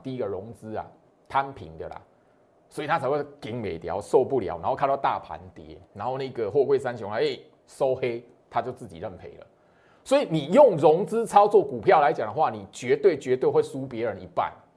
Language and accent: Chinese; Taiwan; 我是台湾人